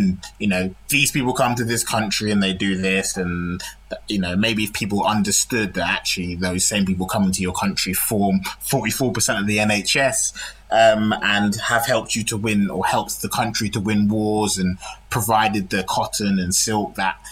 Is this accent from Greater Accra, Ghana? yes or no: no; Kumasi, Ashanti, Ghana; the area where I'm from, Kumasi, which is in the Ashanti province